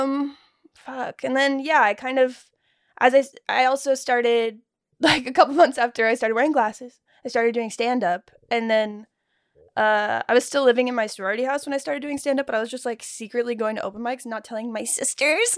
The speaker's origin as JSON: {"language": "English", "region": "Texas", "country": "United States", "moved": "yes", "said": "I'm from Texas"}